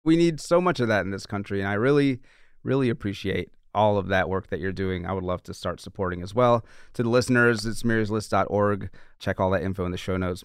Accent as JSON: {"language": "English", "town": "New Orleans", "region": "Louisiana", "country": "United States", "moved": "yes", "lives_now": "New York City, United States", "said": "I'm from New Orleans"}